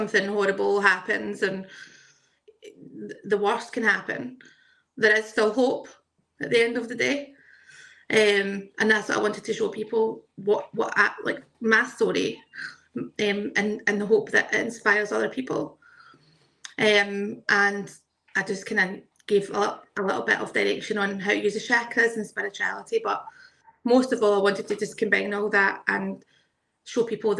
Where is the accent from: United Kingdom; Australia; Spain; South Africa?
United Kingdom; Glasgow, Scotland; also born or lived in South Lanarkshire; I am from Glasgow in Scotland.